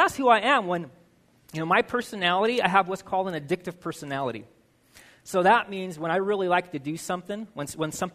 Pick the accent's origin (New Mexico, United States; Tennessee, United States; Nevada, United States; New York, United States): New Mexico, United States; Albuquerque; now in Utah, United States; I was born and raised in Albuquerque, New Mexico.